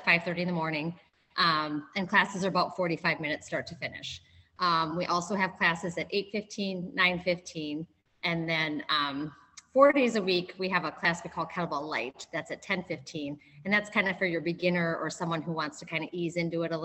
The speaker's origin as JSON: {"language": "English", "area": "Minnesota/Wisconsin", "region": "Midwest", "country": "United States", "tie": "born or raised there", "moved": "as an adult", "said": "I moved from Wisconsin, grew up in Minnesota/Wisconsin"}